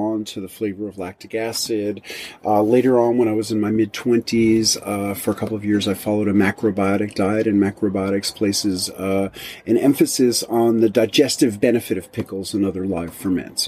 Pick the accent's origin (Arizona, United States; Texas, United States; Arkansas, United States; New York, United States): New York, United States; New York City; moved away as an adult; also born or lived in rural Tennessee; now in Tennessee, United States; in 1993, I moved from New York City, which was where I was born and raised, to rural Tennessee